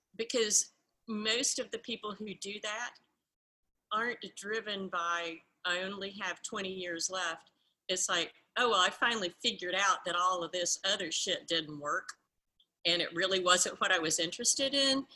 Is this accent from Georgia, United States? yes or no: yes; Georgia, United States; I'm um, a Southerner. I was raised in Georgia, in the southern part of the United States